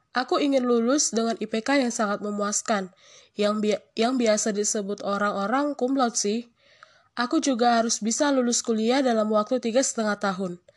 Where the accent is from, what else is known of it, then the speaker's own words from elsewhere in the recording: North Sumatra, Indonesia; moved away as an adult; now in Lampung, Indonesia; Aku sih berasal dari Sumatera Utara. Ya, cukup lumayan jauh sih untuk ke Lampung, tetapi aku harus mencoba untuk merantau meskipun susah sih untuk jauh dari orang tua.